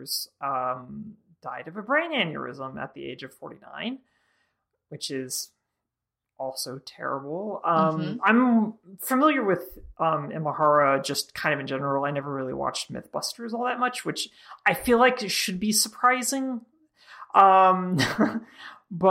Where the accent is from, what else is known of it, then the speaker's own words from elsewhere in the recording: Georgia, United States; moved away; My home state